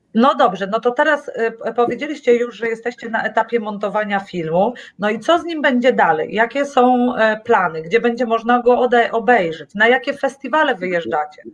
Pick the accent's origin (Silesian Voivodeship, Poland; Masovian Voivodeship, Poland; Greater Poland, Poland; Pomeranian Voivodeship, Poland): Pomeranian Voivodeship, Poland; Tricity; Ja jestem z Trójmiasta